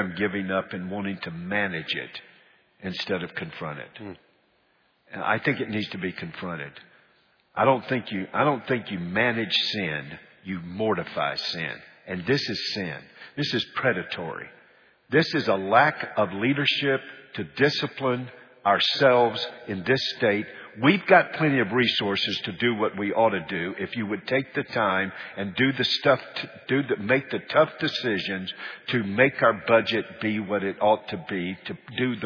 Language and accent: English; North Carolina, United States; now in Alabama, United States; my home state, North Carolina, although I consider Alabama my home state now.